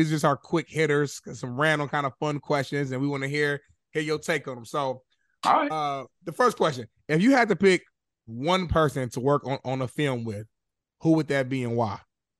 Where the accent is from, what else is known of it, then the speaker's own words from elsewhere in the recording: Indianapolis, Indiana, United States; I'm from Indianapolis now. Mike Epps' hometown. That's my city.